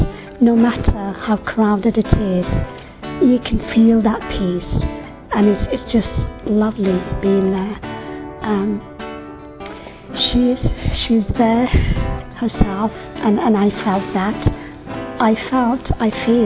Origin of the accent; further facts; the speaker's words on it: Turkey; I'm from Turkey.